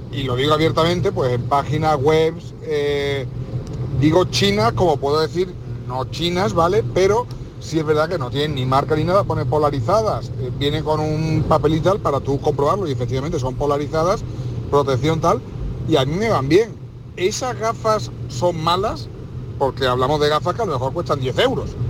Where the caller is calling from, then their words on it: Seville, Andalusia, Spain; Buenas tardes … de Sevilla